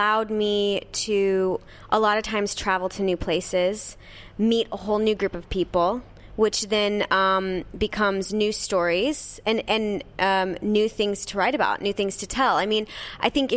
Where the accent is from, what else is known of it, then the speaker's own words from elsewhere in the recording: Nebraska, United States; I grew up in Nebraska, so in a very small town